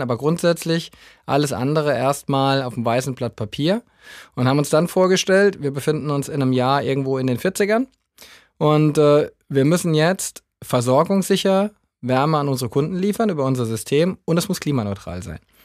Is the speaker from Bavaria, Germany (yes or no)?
no; Southern Hesse, Germany; now in Düsseldorf, Germany; gebürtig komme ich aus, aus Südhessen, also vielleicht hört man es hier und da mal ein bisschen